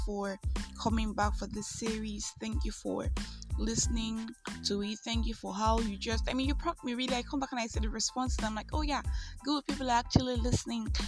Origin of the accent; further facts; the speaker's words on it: Nigeria; I am that Nigerian Christian